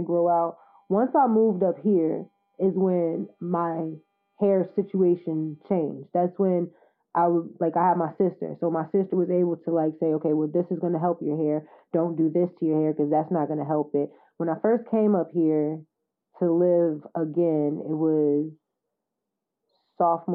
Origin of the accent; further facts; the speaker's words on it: the South, United States; moved away; I was from the South.